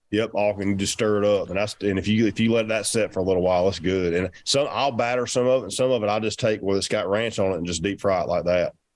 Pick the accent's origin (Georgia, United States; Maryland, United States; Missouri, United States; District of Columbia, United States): Georgia, United States; I'm from Georgia.